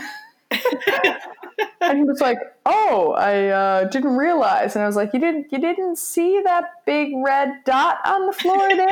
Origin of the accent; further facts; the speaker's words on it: Canada; we're Canadian